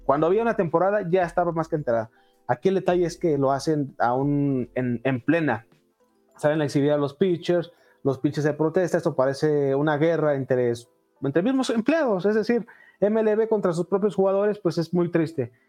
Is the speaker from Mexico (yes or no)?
yes; Mexico; como mexicanos